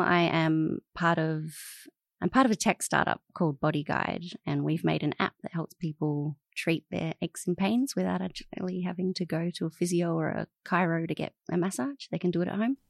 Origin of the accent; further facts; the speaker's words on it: Adelaide, South Australia, Australia; moved away as an adult; also born or lived in Alice Springs, Northern Territory; now in Melbourne, Australia; I grew up in Adelaide first and then Alice Springs